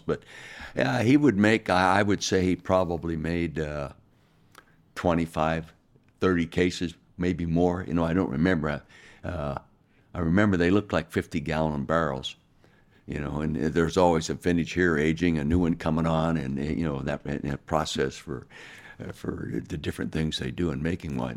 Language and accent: English; Calistoga, California, United States; I was born and raised in Calistoga, the north end of the Napa Valley